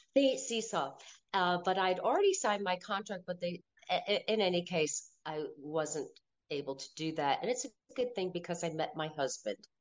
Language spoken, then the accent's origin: English; Wallingford, Connecticut, United States; I was born in Wallingford, Connecticut